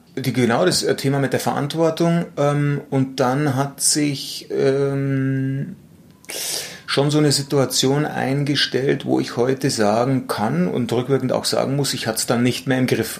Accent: Munich, Bavaria, Germany; geboren in München

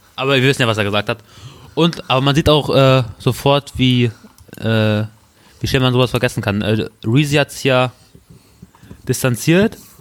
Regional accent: Peine, Lower Saxony, Germany; ich bin Peiner

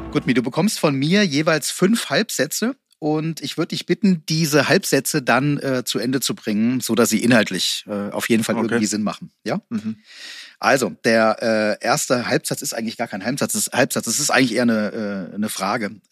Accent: Iceland; Aber Olympiasilber 2008 mit meinem Heimatland ist für mich

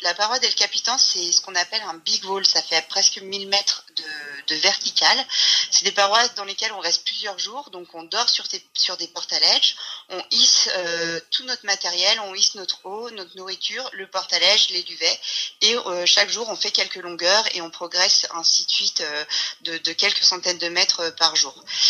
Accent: Bourg-Saint-Maurice, Auvergne-Rhône-Alpes, France; je suis née euh, à la montagne. Je suis née à Port-Saint-Maurice.

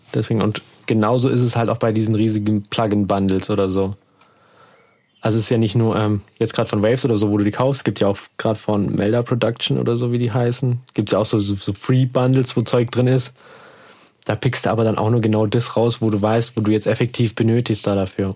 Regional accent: Heidenheim an der Brenz, Baden-Württemberg, Germany; da wo ich herkomme, aus Heidenheim an der Brenz

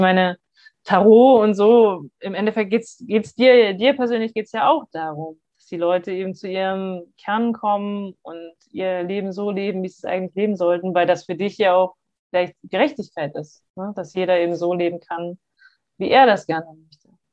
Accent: Hamburg, Germany; moved away; wir kommen ja beide aus Hamburg

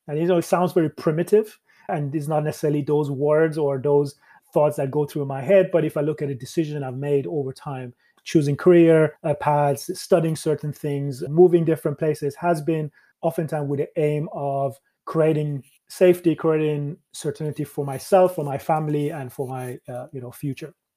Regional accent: Sweden; moved away as an adult; also born or lived in Iran / Canada / Dublin, Ireland; when I moved as a child from Iran to Sweden

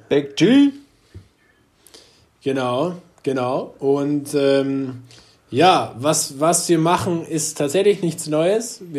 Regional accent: Hamburg, Germany; Ich mit dem ganzen Schnaps. Achso, oder Mexikaner. Als Hamburger.

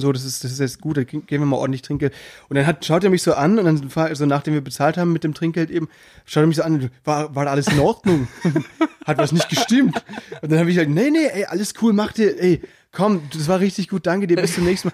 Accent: Müllheim, Baden-Württemberg, Germany; accent: Alemannic; bei uns ähm, in äh, Südbaden, in Müllheim, da redet man ja auch so ein bisschen alemannisch

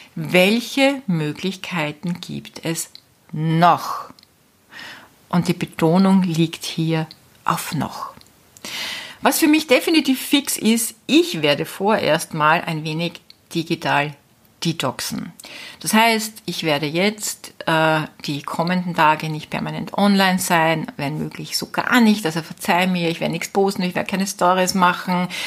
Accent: Austria; moved away as an adult; also born or lived in Spain; Österreich natürlich meine Heimat ist

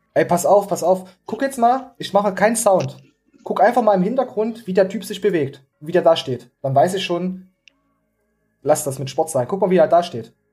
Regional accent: East Germany, Germany; als Ostler

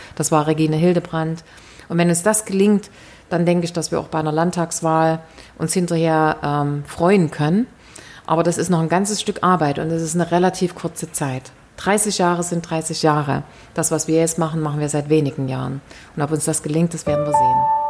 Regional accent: East Germany, Germany; die wir als Ostdeutsche

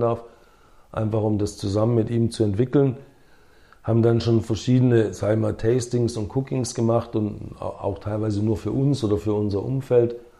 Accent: Herrenberg, Baden-Württemberg, Germany; first language English; moved away; also born or lived in Sindelfingen / United States; Herrenberg meine Heimatstadt ist

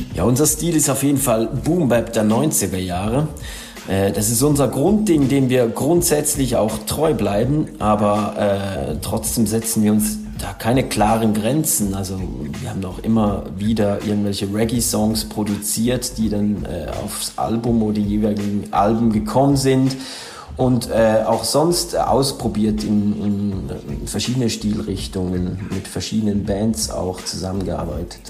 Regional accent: Switzerland; als Schweizer

